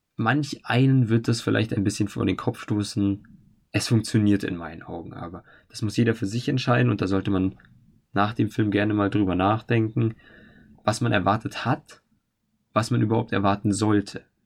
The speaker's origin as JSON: {"language": "German", "country": "Germany", "said": "bei uns in Deutschland"}